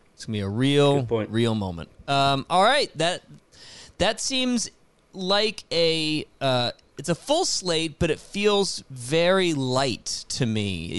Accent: Richmond, Virginia, United States; I grew up in Richmond, Virginia, and just up the road is DC

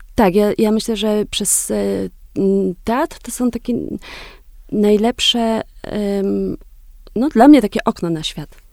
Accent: Wieliczka, Lesser Poland, Poland; moved away as an adult; also born or lived in Los Angeles, United States / Kenya; pochodzę z takiego dosyć małego miasta, mm, z Wiliczki

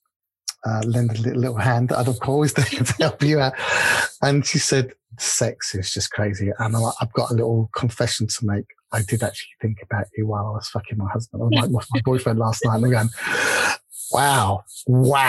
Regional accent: England, United Kingdom; accent: English; there's little old me from England, with my little English accent.

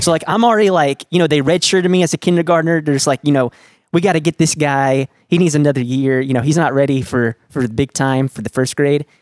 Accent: Dallas, Texas, United States; I was born and raised in Lake Highlands

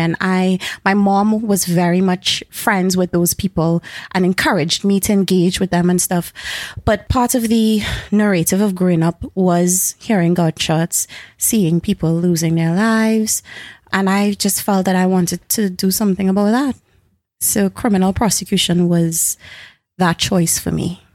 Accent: Carenage, Trinidad & Tobago; also born or lived in Edinburgh; I've been raised, born and raised in Caranage

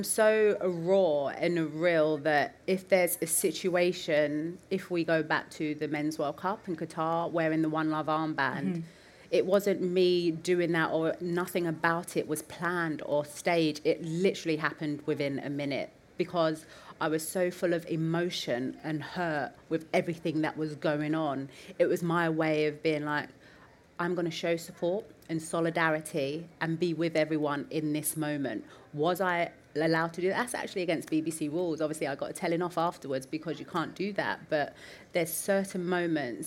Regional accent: London, United Kingdom; I'm from the East End of London, not privately educated

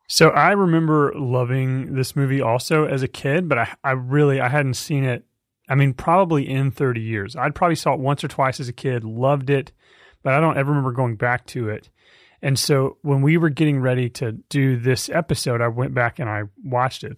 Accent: Fort Worth, Texas, United States; I grew up in Fort Worth, Texas

